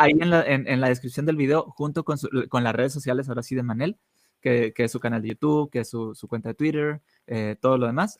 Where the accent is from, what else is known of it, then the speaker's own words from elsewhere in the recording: Monterrey, Nuevo León, Mexico; yo soy de Monterrey